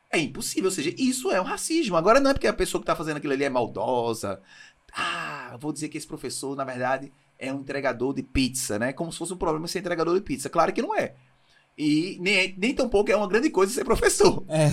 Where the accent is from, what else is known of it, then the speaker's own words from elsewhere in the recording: Brazil; A gente no Brasil